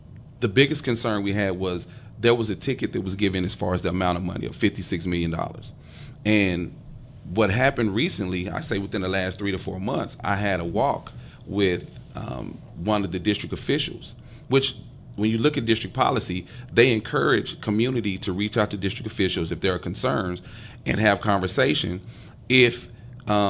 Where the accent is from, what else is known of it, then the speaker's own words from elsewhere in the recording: Dallas, Texas, United States; growing up in Oak Cliff